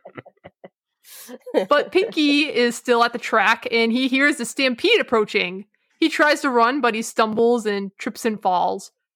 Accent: Massachusetts, United States; I'm from Massachusetts

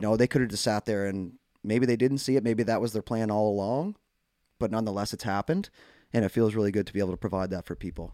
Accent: Canada; as Canadian hockey fans

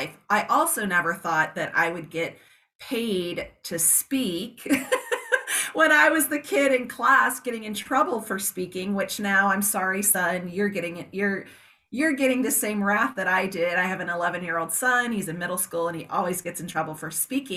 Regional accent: Georgia, South Carolina, Southeast, United States; now in Arizona, United States; I was born and raised in the Southeast, Georgia, South Carolina. And then of course we reside here in Arizona.

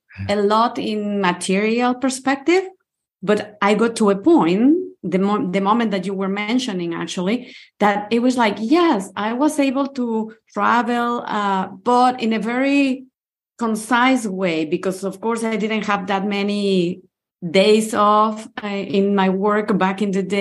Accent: Mexico City, Mexico; moved away as an adult; now in Portugal; I grew up in Mexico City and I used to live in Mexico City.

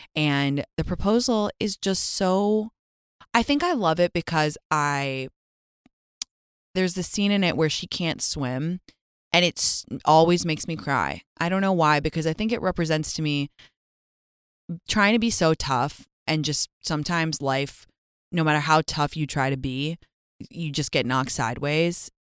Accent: London, United Kingdom; my hometown of London

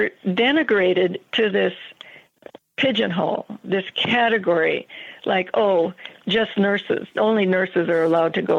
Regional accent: Minnesota, United States; now in Montana, United States; I'm from Minnesota

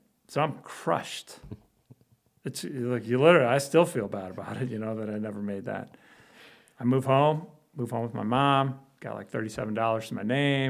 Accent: Chicago, Illinois, United States; also born or lived in Belgium; I grew up in Chicago.

